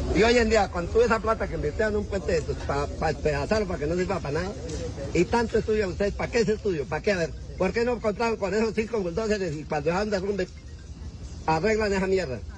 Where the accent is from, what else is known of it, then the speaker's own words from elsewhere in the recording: Pajarito, Boyacá, Colombia; yo soy de Pajarito y nosotros en Pajarito vivimos del comercio